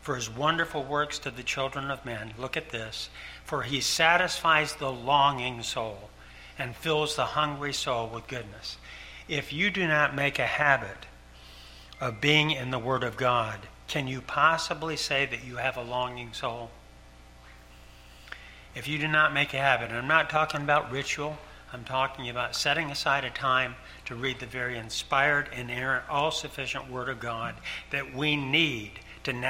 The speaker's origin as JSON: {"language": "English", "town": "Ticonderoga", "region": "New York", "country": "United States", "tie": "born or raised there", "moved": "as an adult", "said": "I grew up in Ticonderoga, New York, 100 miles from Canada."}